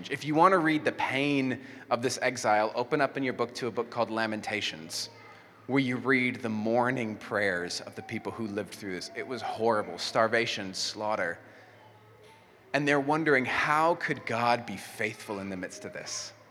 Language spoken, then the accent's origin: English; Mexico; first language Spanish; English is a second language; And I grew up in Mexico, so I knew how to speak Spanish, and I didn't know how to speak English.